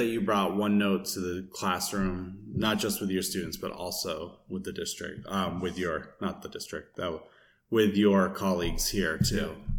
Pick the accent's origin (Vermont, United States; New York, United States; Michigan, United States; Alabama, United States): Vermont, United States; I came from Vermont and then I started teaching in Springfield, which is completely different too.